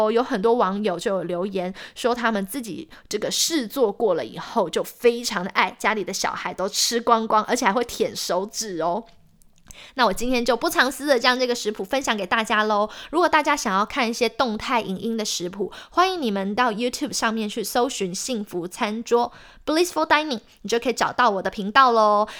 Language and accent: Chinese; Taiwan; now in United States; 身为台湾人，还是啊，橱柜里必备一罐沙茶酱。